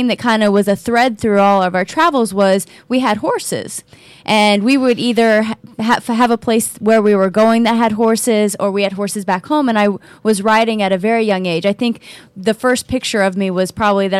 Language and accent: English; Oklahoma, United States; So my background is I grew up in Oklahoma, and most people obviously think of Oklahoma as being the country, and it is.